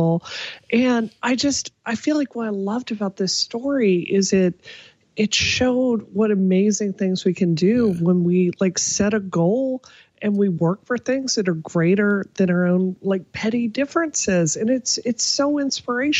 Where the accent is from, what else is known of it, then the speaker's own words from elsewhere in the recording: Mississippi, United States; now in Massachusetts, United States; My home state of Mississippi